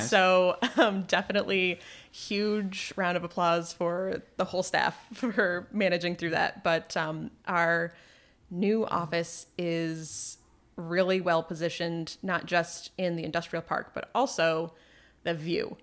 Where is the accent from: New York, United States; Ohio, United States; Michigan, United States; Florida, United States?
New York, United States; Malone; moved away as an adult; now in Plattsburgh, United States; I grew up in Malone, just outside of Malone, New York